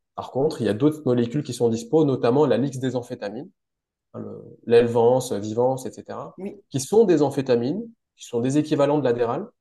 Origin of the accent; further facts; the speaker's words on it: France; moved away as an adult; also born or lived in Strasbourg; now in Switzerland; Je suis français